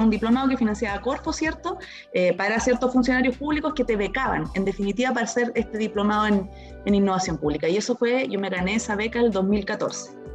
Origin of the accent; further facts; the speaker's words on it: Temuco, Araucanía, Chile; now in Concepción, Chile; mi papá en Temuco, porque yo soy originaria de Temuco, aun cuando ahora vivo en Concepción